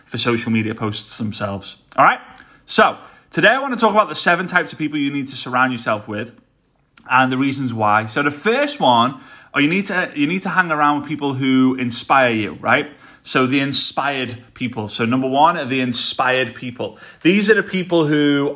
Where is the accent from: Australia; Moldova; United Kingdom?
United Kingdom; Liverpool, North West England; accent: Scouse; they haven't grown up in Liverpool like I did